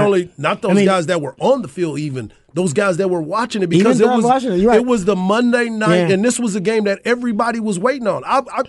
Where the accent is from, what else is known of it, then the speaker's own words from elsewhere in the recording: Texas, United States; I'm from Texas.